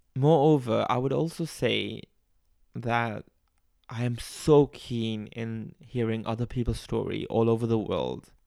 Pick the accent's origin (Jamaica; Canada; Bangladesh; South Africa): Bangladesh; accent: a bit Australian; now in Melbourne, Australia; but I am from Bangladesh. Uh, I grew up there